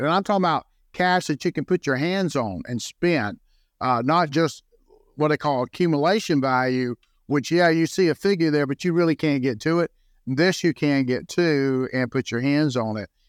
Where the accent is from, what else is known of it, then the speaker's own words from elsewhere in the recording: Jacksonville, Florida, United States; also born or lived in St. Johns County, Florida; I was born and raised in Jacksonville, so I didn't move very far